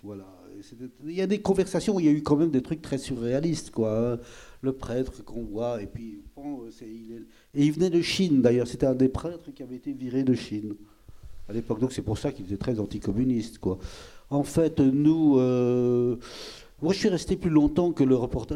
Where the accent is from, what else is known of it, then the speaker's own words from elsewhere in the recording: Belgium; je suis belge